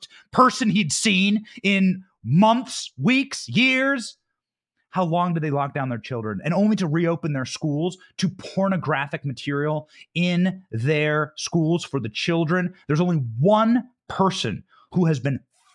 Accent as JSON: {"language": "English", "region": "Iowa", "country": "United States", "said": "I'm from the Midwest. I'm from Iowa."}